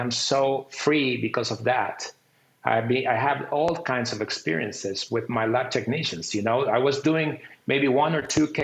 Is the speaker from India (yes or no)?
no; Costa Rica; I'm from Costa Rica